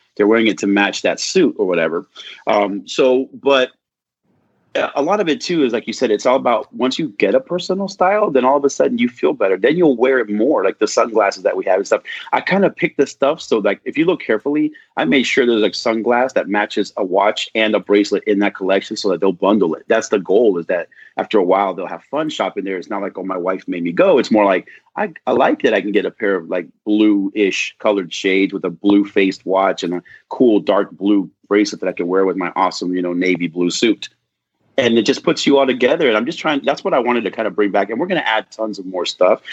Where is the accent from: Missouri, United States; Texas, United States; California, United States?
California, United States; Southern; I grew up in Southern California